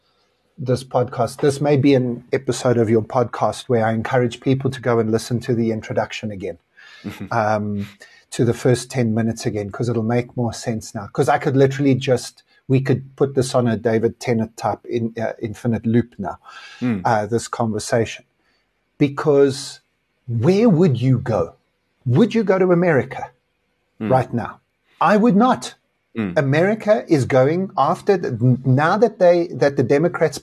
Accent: South Africa; I am South African, which I am

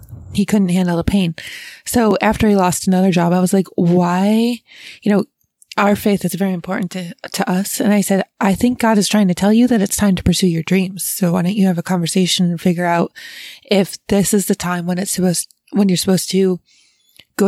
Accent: Fairport, New York, United States; I grew up in Fairport, which was on the east side of Rochester, and I grew up in a village

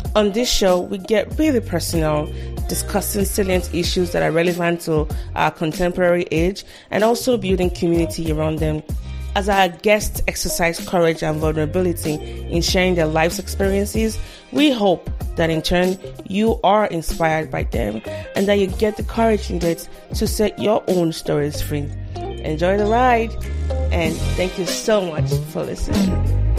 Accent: Lagos, Nigeria; I grew up in Shomolu

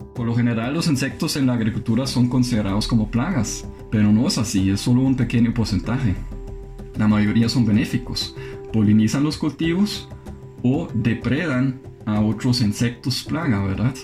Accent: Germany; moved away as an adult; now in Costa Rica; alemán, tengo 27 años de vivir en América Latina

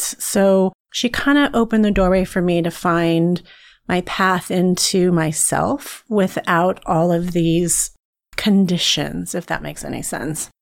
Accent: a small town near Fresno, California, United States; I'm originally from California. So I was raised in a really small town near Fresno

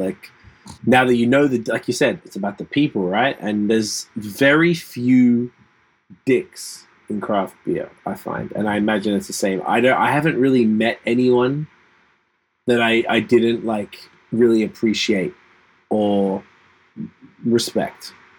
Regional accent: Quebec, Canada; now in Ontario, Canada; I came from Quebec into Ontario. Pretty different

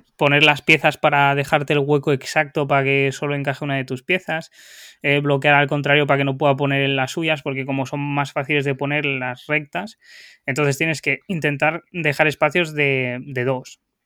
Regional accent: León, Castile and León, Spain; yo en León es donde más lo he jugado porque soy de ahí

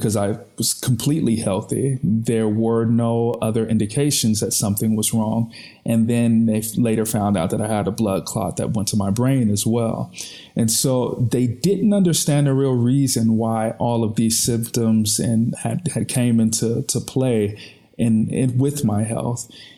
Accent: United States; moved away as an adult; now in Austria; as an American

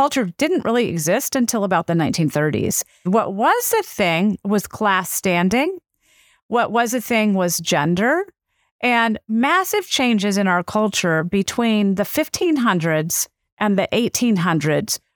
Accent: the South, United States; accent: southern; southern vowel features because that's where I grew up.

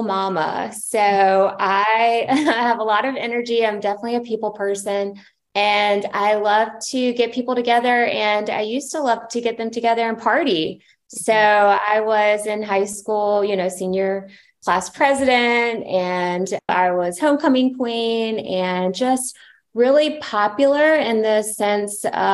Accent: Charleston, South Carolina, United States; moved away as an adult; now in San Diego, United States; we are from Charleston, South Carolina. We lived in Charlotte, North Carolina. And I'm sure you can hear a little bit of the accent

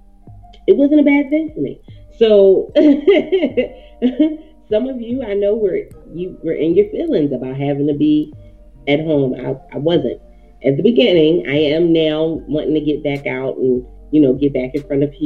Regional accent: Philadelphia, Pennsylvania, United States; I'm born and raised in Philly

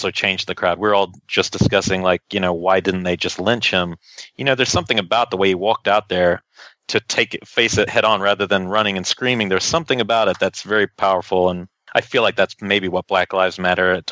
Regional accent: New Zealand; now in United States; I come from New Zealand. It's a very small country

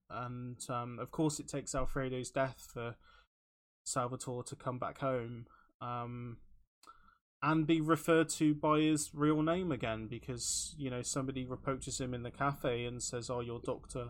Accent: Taunton, South West England, United Kingdom; now in Bristol, United Kingdom; in taunton if anybody who's listening is from my hometown

